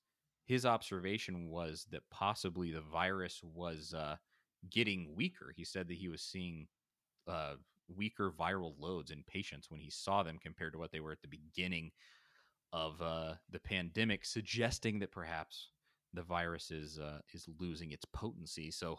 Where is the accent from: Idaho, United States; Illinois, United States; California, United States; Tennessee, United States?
Tennessee, United States; Knoxville; I mean, I grew up in Knoxville, went to Tennessee twice. I mean, I'm a Tennessee dude.